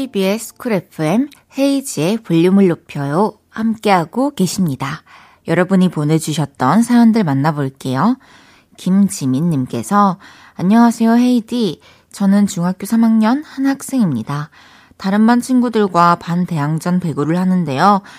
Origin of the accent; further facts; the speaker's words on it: Changwon, South Gyeongsang, South Korea; moved away as an adult; also born or lived in Daegu / Busan; now in Seoul, South Korea; 저 마산 출신이잖아요